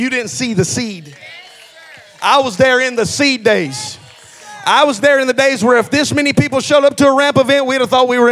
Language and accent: English; Hamilton, United States; moved away; also born or lived in Knoxville; where we come from. We're from Hamilton